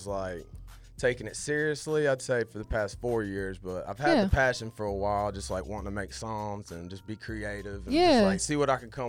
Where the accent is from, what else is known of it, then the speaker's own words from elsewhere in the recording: Chattanooga, Tennessee, United States; I'm from Chattanooga, Tennessee.